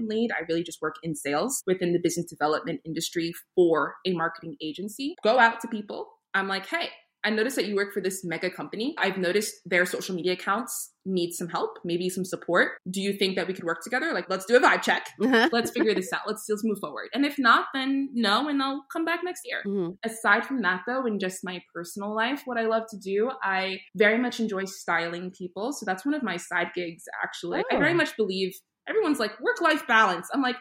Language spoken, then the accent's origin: English; New York City, New York, United States; also born or lived in Saint Martin; now in Rhode Island, United States; I grew up in Queens, New York